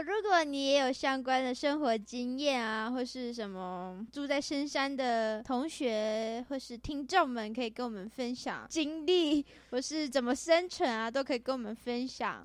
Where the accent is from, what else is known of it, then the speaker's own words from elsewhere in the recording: Tainan, Taiwan; moved away as an adult; now in Hsinchu, Taiwan; 我自己是台南人